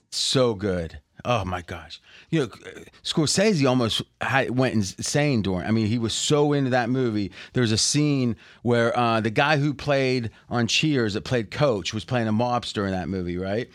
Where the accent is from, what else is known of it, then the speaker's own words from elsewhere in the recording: Ohio Valley, United States; we grew up in the Ohio Valley